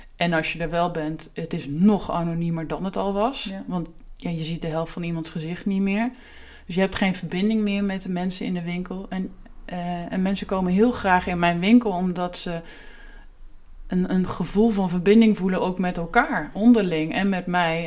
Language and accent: Dutch; Achterhoek, Gelderland, Netherlands; moved away as an adult; also born or lived in Utrecht; terug naar waar ik vandaan kom